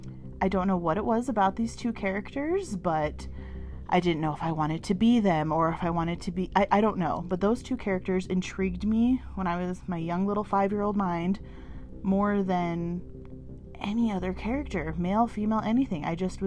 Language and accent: English; Utah, United States; When the word Salt Lake City come to mind, most people associate that with the Mormons. And yes, I grew up as one of them Mormons. I was born and raised in the Church of Jesus Christ of Latter-day Saints.